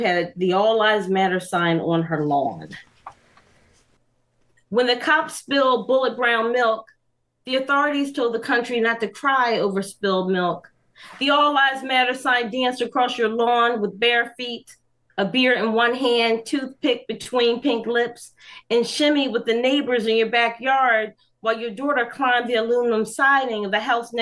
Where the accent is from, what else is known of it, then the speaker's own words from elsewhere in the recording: Atlantic City, New Jersey, United States; also born or lived in Hartford, Connecticut; I grew up in Atlantic City